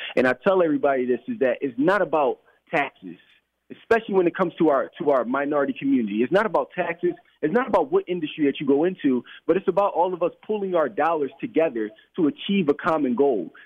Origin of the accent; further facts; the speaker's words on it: Philadelphia, Pennsylvania, United States; I grew up in Philadelphia uh, my entire life.